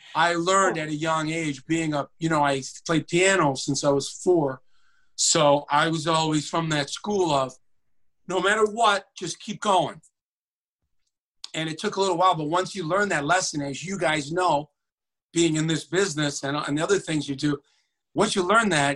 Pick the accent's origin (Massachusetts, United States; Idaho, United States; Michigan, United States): Michigan, United States; I don't know if it was because I was from Michigan and they have this Ohio State-Michigan rivalry.